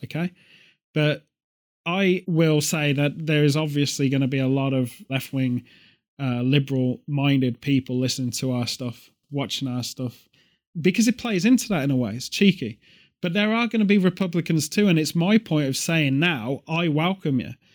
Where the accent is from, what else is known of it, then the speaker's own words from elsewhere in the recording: United Kingdom; a British person